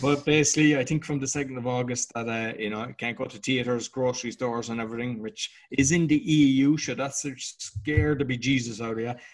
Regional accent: Ireland; being Irish

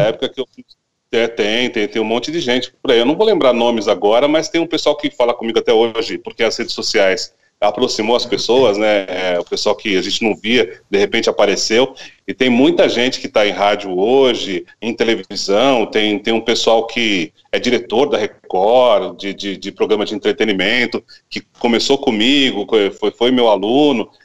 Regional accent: São Paulo, Brazil; now in São Gonçalo do Sapucaí, Brazil; Eu nasci em São, eu nasci em São Paulo, São Paulo. E, e, minha família toda é de São Paulo

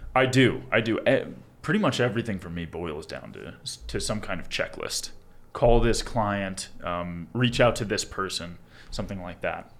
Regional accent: Long Island, New York, United States; moved away as an adult; now in Colorado, United States; I'm from Long Island, New York, originally, born and raised

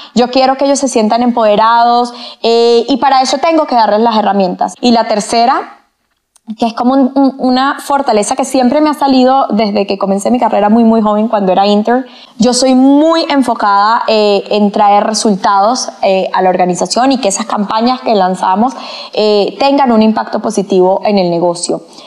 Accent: Venezuela; moved away as an adult; now in Colombia; Soy venezolana.

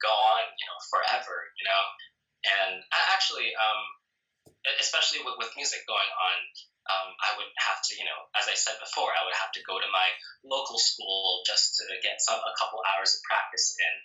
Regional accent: New Jersey, United States; I've lived in New Jersey all my life

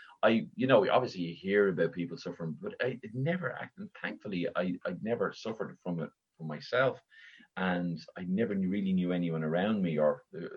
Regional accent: Dublin, Leinster, Ireland; I was born and raised in Raheny in Dublin.

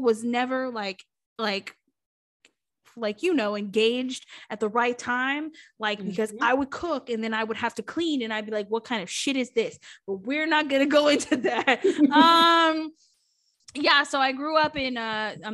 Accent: Webster, Texas, United States; At that point they had moved to Texas, thank God. To Houston. I was born in Webster.

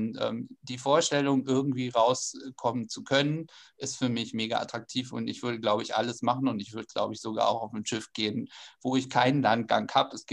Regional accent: Schleswig-Holstein, Germany; Ich komme aus Schleswig-Holstein, aber selbst für mich hat das ganz, ganz viel Spaß gemacht

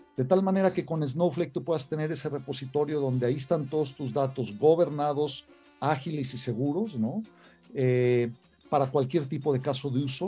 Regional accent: Mexico; haber nacido aquí, haber vivido toda mi vida acá

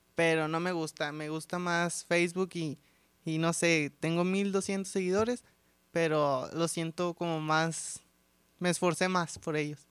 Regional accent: Monterrey, Nuevo León, Mexico; somos como muy orgullosos los regios de ser regios

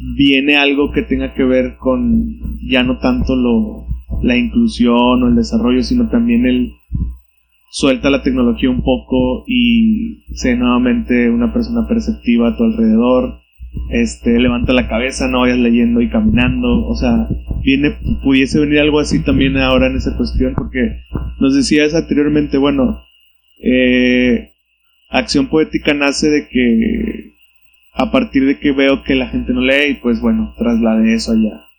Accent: Monterrey, Nuevo León, Mexico; los que somos de Monterrey

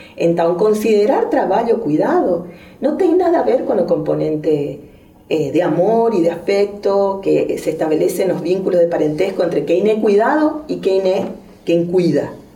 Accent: Argentina; accent: strong Argentine; moved away as an adult; also born or lived in Spain; now in Brazil; vou falar com um forte sotaque argentino

